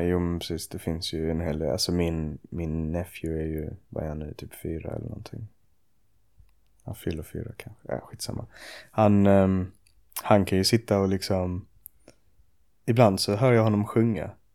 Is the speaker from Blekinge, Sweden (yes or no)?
no; Åkarp, Skåne, Sweden; also born or lived in Ystad / Sjöbo / Malmö; now in Arlöv, Sweden; jag föddes i Ystad och vi bodde i Sjöbo till jag var sex. Sen flyttade vi till Åkarp när jag var sex